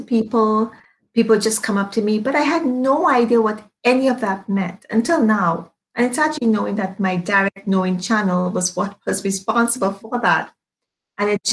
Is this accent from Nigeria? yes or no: no; Trinidad & Tobago; now in Toronto, Canada; I am from Trinidad and Tobago, and I've been here for quite some time